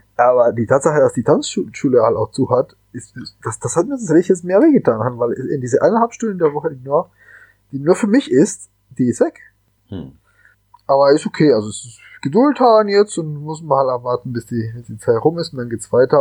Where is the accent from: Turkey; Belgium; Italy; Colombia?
Colombia; Cali, Valle del Cauca; now in Germany; ich bin halt gebürtiger Kolumbianer und äh, bin in Cali aufgewachsen.